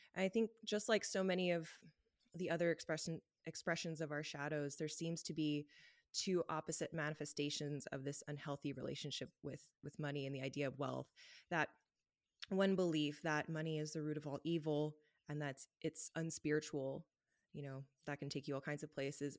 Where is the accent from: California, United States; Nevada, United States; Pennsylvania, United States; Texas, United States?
California, United States; Los Angeles; moved away as an adult; now in Canada; I'm from Los Angeles, and I lived a very Los Angeles life growing up